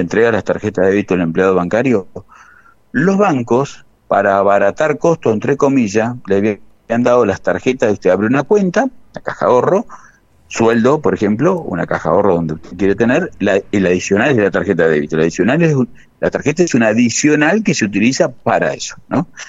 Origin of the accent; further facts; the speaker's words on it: Gálvez, Santa Fe, Argentina; moved away; yo soy oriundo de Galvez, hace unos años que vivo acá